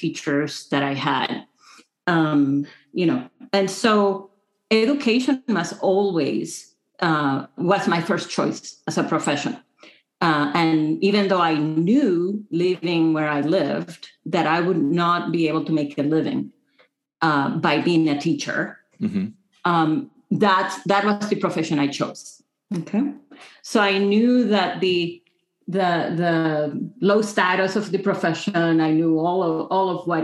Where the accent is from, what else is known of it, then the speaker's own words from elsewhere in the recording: Dominican Republic; moved away as an adult; also born or lived in Vancouver, Canada; now in Michigan, United States; I grew up in the Dominican Republic, which is a little country.